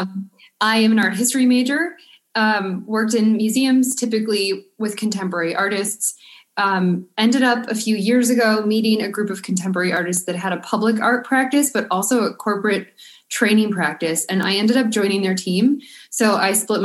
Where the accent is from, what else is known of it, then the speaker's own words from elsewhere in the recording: Buffalo, New York, United States; now in Providence, United States; I'm from Buffalo, New York, so Providence winters seem sort of mild to me